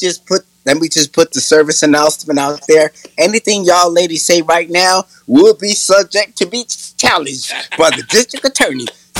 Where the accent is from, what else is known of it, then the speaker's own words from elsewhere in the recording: Puerto Rico; moved away; being from Puerto Rico and growing up in the Mexican barrio and all that shit, I realized finally years later, nigga, you black, homie.